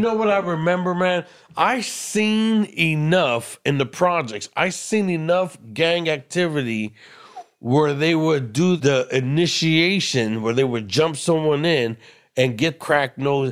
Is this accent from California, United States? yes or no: yes; Los Angeles, California, United States; I was born and raised in East L A and the projects